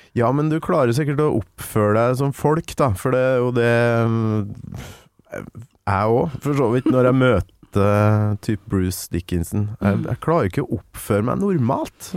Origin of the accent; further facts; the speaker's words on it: Kolvereid, Trøndelag, Norway; now in Oslo, Norway; Kolvereid, der jeg kommer fra.